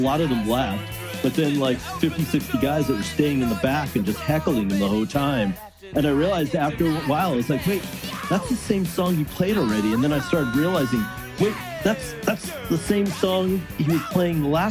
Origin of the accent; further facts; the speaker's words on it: New York City, New York, United States; moved away as an adult; also born or lived in Miami / San Francisco; I'm from Brooklyn initially. I lived there up until the age of 18